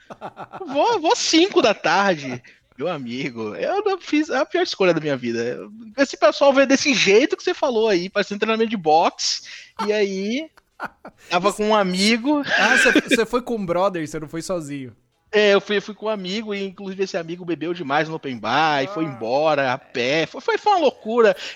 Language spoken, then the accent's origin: Portuguese; Lauro de Freitas, Bahia, Brazil; accent: baiano; also born or lived in Salvador; eu nasci em Salvador, sou criado na região metropolitana, Lauro de Freitas, e a gente aqui tem um sotaque bem característico mesmo